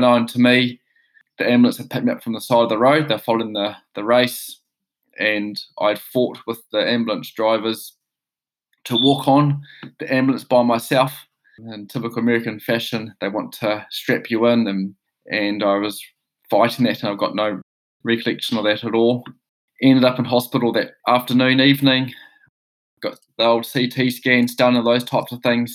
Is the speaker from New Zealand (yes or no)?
yes; New Zealand; moved away as an adult; also born or lived in Quebec City; being a New Zealander